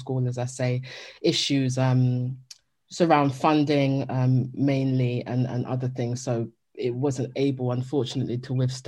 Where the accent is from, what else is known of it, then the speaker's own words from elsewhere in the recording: United Kingdom; the experience that we had within our households as Black British Jamaican children